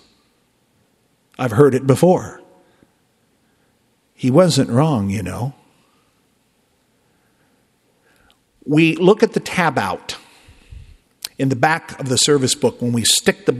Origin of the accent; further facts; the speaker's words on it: Southern Illinois, United States; moved away; I'm from Southern Illinois, We talk a little different back home